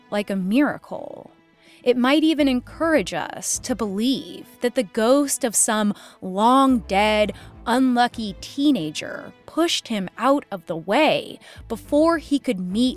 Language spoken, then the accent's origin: English; Puget Sound, Washington, United States; in my hometown. One night when I was a teenager, I was at a gathering on the hidden train tracks beside the salty swamp of the Puget Sound